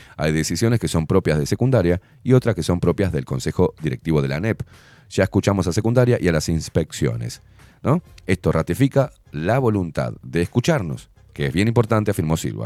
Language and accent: Spanish; Uruguay; en Uruguay me hicieron nacer